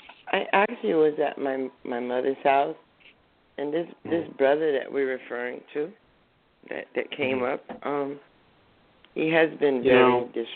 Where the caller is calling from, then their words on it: New Jersey, United States; I'm calling from New Jersey.